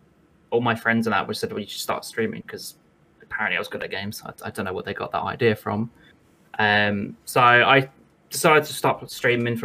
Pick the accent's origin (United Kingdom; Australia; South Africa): United Kingdom; I come from the UK